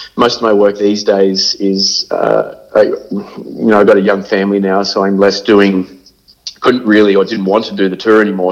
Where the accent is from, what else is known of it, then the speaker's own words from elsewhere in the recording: Sydney, New South Wales, Australia; I grew up in Cronulla in, in Sydney